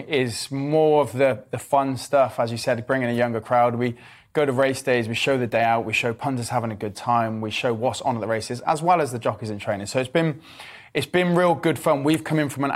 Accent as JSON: {"language": "English", "town": "Cheltenham", "region": "South West England", "country": "United Kingdom", "tie": "born or raised there", "said": "I grew up in Cheltenham."}